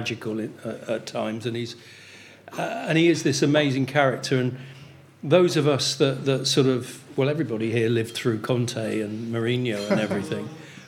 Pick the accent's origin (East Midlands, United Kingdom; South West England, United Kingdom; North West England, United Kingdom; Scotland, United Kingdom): South West England, United Kingdom; Weymouth; I come from Dorset, I come from Weymouth, that's my hometown.